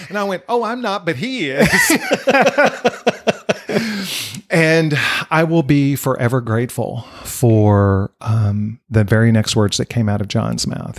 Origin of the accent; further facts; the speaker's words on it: Dallas-Fort Worth area, Texas, United States; also born or lived in Wichita Falls, Texas; I grew up here in the Dallas-Fort Worth area a year after I was born, we moved here